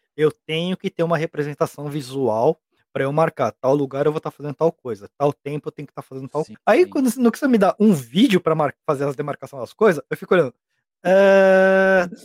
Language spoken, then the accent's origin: Portuguese; Brazil; moved away as an adult; now in Japan; sou brasileiro, mas eu moro no Japão. Eu moro aqui no Japão vai fazer 14 anos.